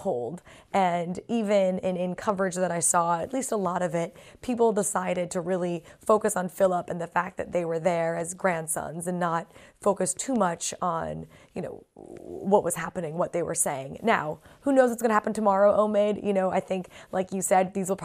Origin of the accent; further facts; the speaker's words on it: United States; I'm American